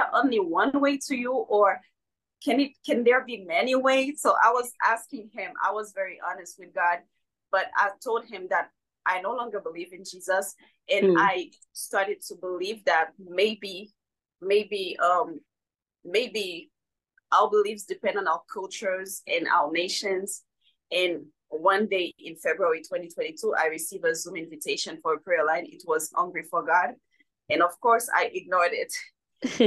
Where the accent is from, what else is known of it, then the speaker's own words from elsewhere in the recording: Haiti; moved away as an adult; now in United States; I was born and raised in Haiti, and I unexpectedly moved in the US in July 2021.